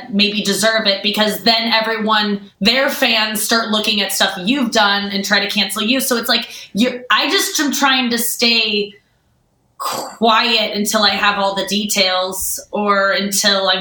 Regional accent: St. Louis, Missouri, United States; I grew up in St. Louis

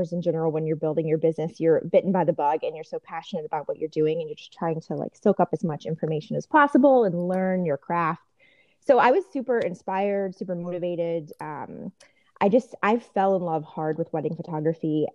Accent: Richmond, Virginia, United States; also born or lived in Washington, District of Columbia, United States; now in Northern Virginia, United States; I'm from Richmond originally, so it was nice to get back to Virginia

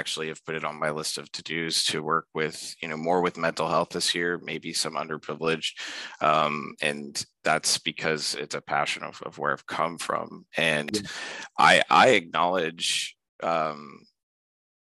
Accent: Pine Hills, Florida, United States; I grew up in Pine Hills, Florida

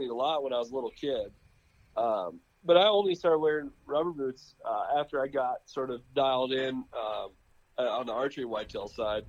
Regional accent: St. Paul, Minnesota, United States; So we spent a lot of time there, but I was actually born and raised in St. Paul.

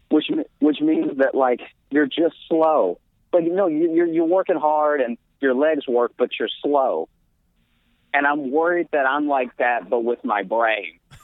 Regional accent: Louisiana, United States; moved away as an adult; also born or lived in Chicago; now in New York, United States; I grew up in Louisiana. That's where I was born.

